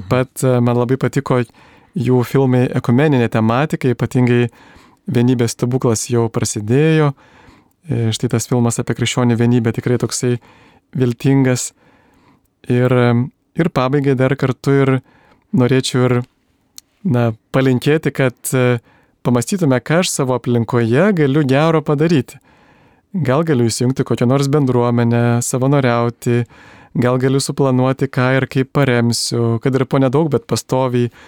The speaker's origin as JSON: {"language": "Lithuanian", "country": "Lithuania", "said": "mes lietuviai"}